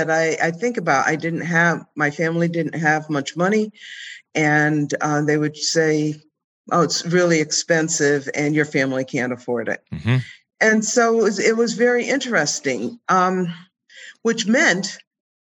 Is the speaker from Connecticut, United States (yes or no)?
yes; Connecticut, United States; moved away; also born or lived in Indiana; when I was in high school, and I was the only Black student in an all-white high school, and we were very rural in Connecticut. I'm from Connecticut